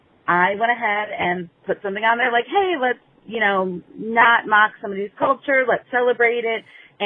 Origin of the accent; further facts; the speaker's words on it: Ohio, United States; I'm from Ohio.